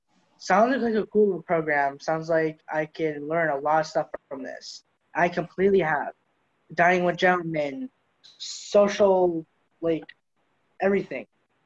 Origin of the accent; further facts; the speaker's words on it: Pittsburgh, Pennsylvania, United States; I grew up in Carrick, from mainly a white neighborhood.